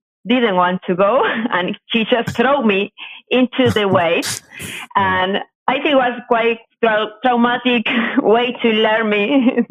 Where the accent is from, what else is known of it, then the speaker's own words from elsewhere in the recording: coast of Buenos Aires, Buenos Aires Province, Argentina; I am from Argentina. I grew up next to the coast of Buenos Aires.